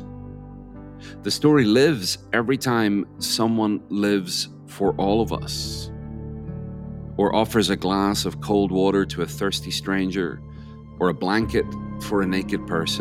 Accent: Northern Ireland, United Kingdom; my family was affected deeply by what we've come to call the Troubles here

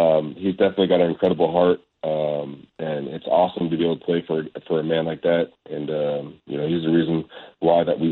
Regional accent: Arizona, United States; I'm from Arizona

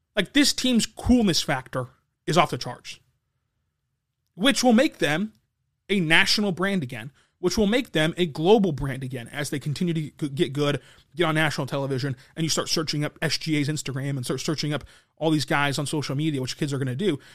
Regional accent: Lawton, Oklahoma, United States; I'm from Lawton. Uh, still live in Lawton

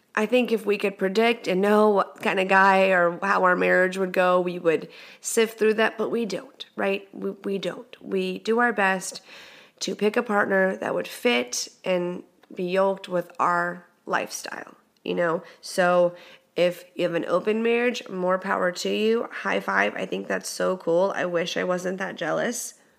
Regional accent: Texas, United States; moved away; I'm from Texas. I'm Texas is in my heart

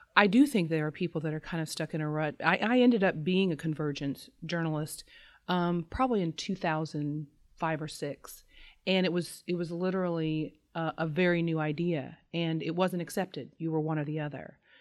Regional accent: Southern Indiana, United States; I'm from Southern Indiana

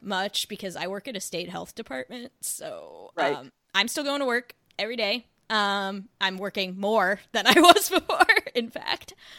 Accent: New Jersey, United States; also born or lived in Maryland; I'm from New Jersey originally, went to Maryland for my PhD, now I'm back

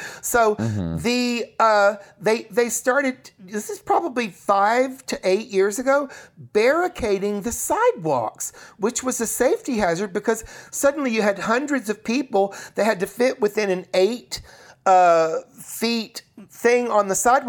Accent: New York, United States; I don't actually know Andy, even though, you know, we're both from New

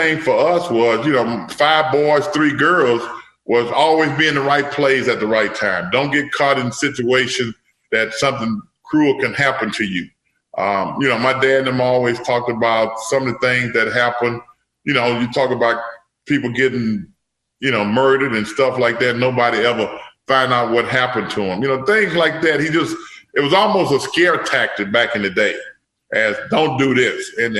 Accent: South Louisiana, United States; I grew up in South Louisiana

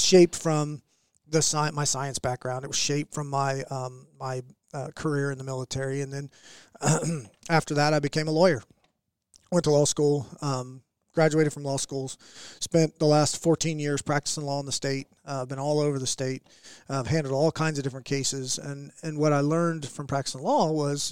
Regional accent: Oklahoma City, Oklahoma, United States; I was born and raised in Oklahoma. I was a what I'd call a Canadian county kid. I was a West Side kid of Oklahoma City.

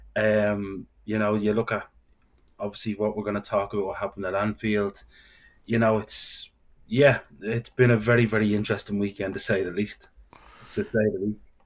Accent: Dublin, Leinster, Ireland; I'm from Dublin

